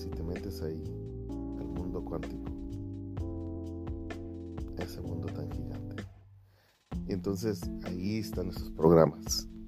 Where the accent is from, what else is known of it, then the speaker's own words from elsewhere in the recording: Mexico; now in United States; Puedo acordar del último abrazo que mi abuelo me dio cuando nos vinimos desde México a Estados Unidos.